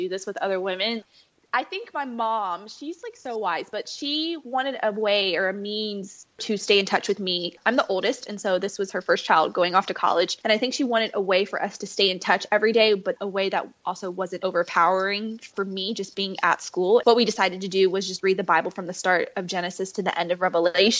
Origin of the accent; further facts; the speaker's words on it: Fayetteville, North Carolina, United States; I grew up in Fayetteville, North Carolina